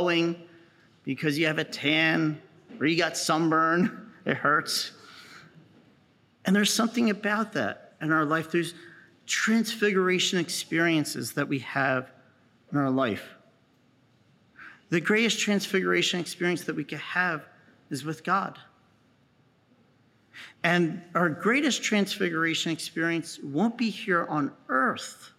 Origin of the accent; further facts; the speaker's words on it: New Jersey, United States; So I'm from New Jersey, so I go down to the Jersey Shore